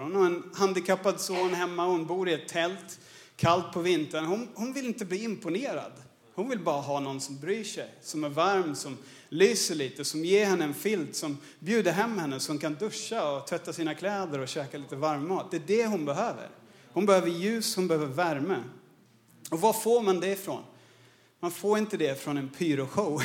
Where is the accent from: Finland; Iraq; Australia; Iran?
Australia; Swedish is a second language; moved away as an adult; also born or lived in Örebro, Sweden / Paraguay / Birmingham, England; now in Stockholm, Sweden; jag född och uppvuxen i Australien. Jag flyttade hit som 20-åring